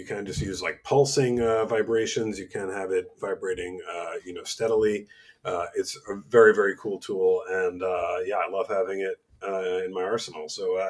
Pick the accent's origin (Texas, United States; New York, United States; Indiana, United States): New York, United States; moved away; the place that like comes to mind first for me is got to be New York, my hometown.